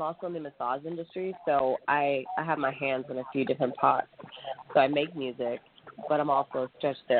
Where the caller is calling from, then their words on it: Corona, California, United States; I'm calling from Corona, California, in Riverside County.